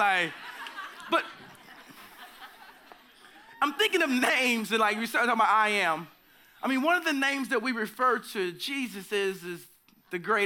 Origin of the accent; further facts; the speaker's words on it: Oklahoma, United States; I'm from the South or the Midwest, whatever you consider Oklahoma